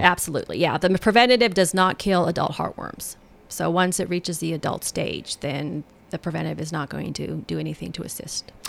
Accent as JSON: {"language": "English", "region": "Colorado", "country": "United States", "moved": "yes", "lives_now": "Tennessee, United States", "said": "I'm from Colorado"}